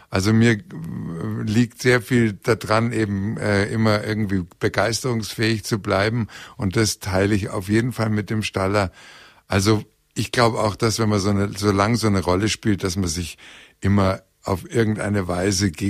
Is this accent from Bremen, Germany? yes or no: yes; Bremen, Germany; also born or lived in Hannover; aber ich bin ja nur in Hannover geboren und dann in Bremen aufgewachsen. Und äh, das war ein ganz anderes Terrain.